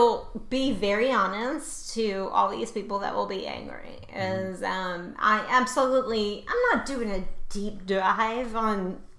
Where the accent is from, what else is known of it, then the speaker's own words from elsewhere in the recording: Louisiana, United States; I am from the South, and I am from further south than you are. I am from almost as far south as you can get.